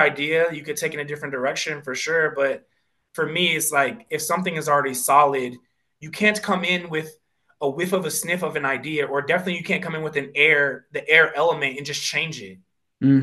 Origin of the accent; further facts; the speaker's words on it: Pennsylvania, United States; growing up in Pennsylvania, there's Quakers